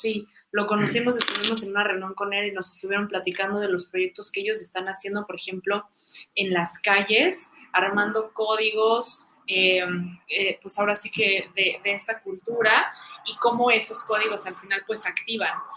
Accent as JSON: {"language": "Spanish", "country": "Mexico", "said": "todas estas raíces que, nos eh, caracterizan como mexicanos"}